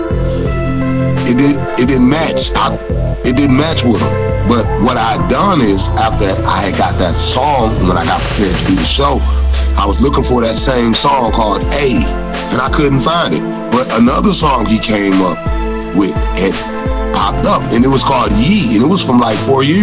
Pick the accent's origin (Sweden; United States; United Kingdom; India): United States; Detroit, Michigan; I'm from Detroit, so you know I know how the kids dress and sound